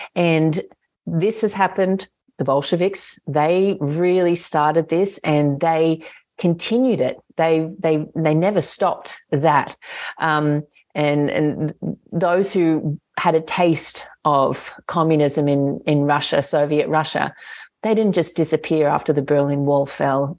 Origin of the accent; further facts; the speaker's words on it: Australia; I'm an Australian citizen